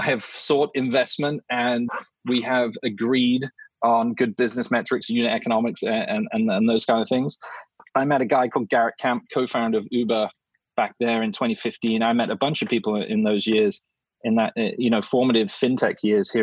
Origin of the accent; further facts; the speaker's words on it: England, United Kingdom; now in United States; I'm an English guy